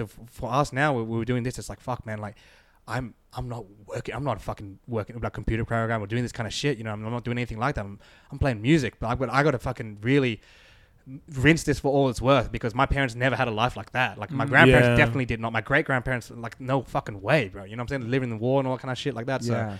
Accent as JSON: {"language": "English", "country": "Australia", "tie": "born or raised there", "said": "And so for me and Aaron growing up in Australia"}